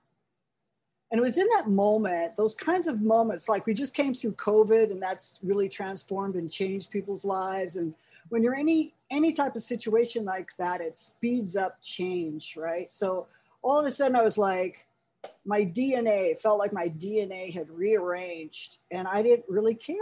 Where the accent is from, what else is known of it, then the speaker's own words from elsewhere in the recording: California, United States; moved away as an adult; also born or lived in New York City; I'm actually a fourth generation native Californian